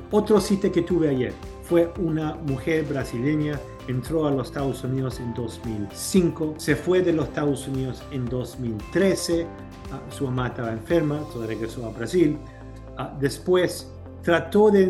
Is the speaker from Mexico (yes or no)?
no; Chile; now in United States; En los años 80, mi familia nos, nos venimos aquí de Chile, nos dieron una visa de seis meses, visa de turistas.